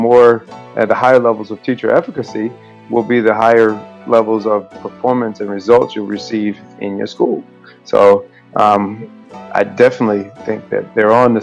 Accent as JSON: {"language": "English", "town": "Rochester", "region": "New York", "country": "United States", "tie": "born or raised there", "said": "Wegmans from my hometown, Rochester, New York"}